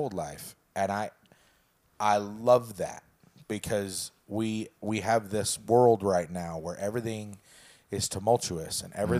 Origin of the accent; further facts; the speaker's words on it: Prescott, Arizona, United States; so I grew up in Prescott, right? We are as white can get.